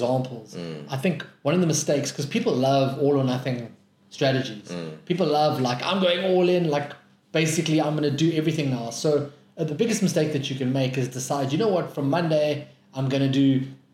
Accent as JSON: {"language": "English", "town": "Johannesburg", "region": "Gauteng", "country": "South Africa", "said": "I come from Joburg"}